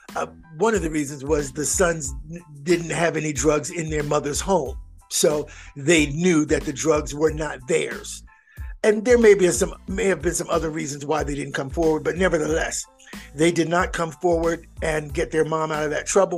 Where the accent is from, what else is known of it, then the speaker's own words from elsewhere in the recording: Philadelphia, Pennsylvania, United States; now in Georgia, United States; I am from Philadelphia.